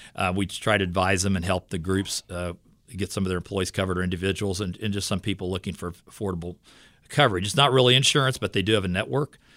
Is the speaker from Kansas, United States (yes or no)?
yes; Fort Scott, Kansas, United States; I'm from Fort Scott, Kansas, and I work in the Fort Scott Leawood area